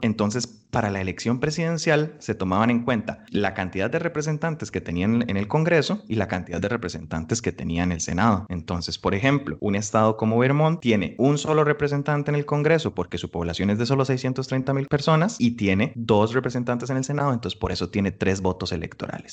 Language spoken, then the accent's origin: Spanish; Costa Rica; nosotros como costarricenses